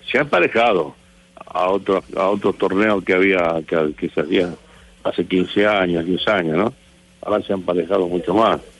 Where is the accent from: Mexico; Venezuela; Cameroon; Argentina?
Argentina; Es grande, ¿qué hacemos? Somos argentinos.